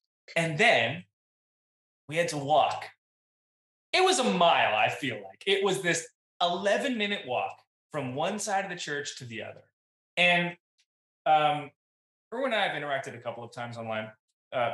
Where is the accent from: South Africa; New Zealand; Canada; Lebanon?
Canada; I'm Canadian.